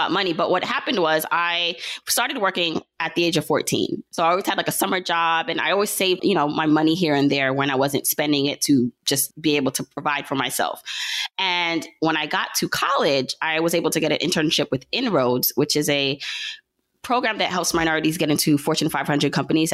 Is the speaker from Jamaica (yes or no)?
yes; Jamaica; now in Brooklyn, United States; so I was born in Jamaica. My family is Jamaican. So she had me in Jamaica, the island, not the borough